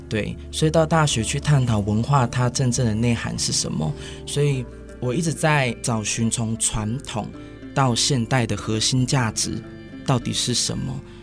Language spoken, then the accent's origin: Chinese; Taiwan; 我其实从小是从部落长大的孩子，其实到大学文化对我来说是什么？从小在部落长大，我是一个比较属于传统的孩子，我是泰雅族